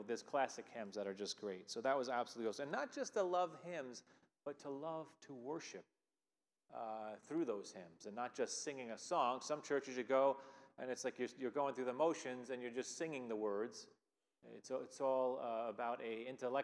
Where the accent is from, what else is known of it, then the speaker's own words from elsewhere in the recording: Long Island, New York, United States; moved away as an adult; also born or lived in Philadelphia area; now in Lima, New York, United States; I grew up on Long Island